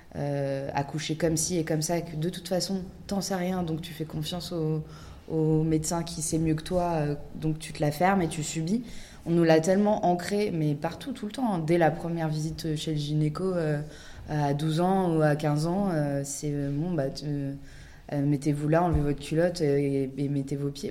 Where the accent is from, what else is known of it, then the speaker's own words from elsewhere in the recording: France; nous, on est, on est française